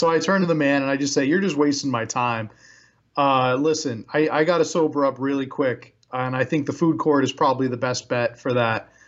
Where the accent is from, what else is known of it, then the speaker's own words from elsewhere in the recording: New York, United States; I am just a I'm just a New Yorker, just poking fun at these uh, rural Pennsylvania town names.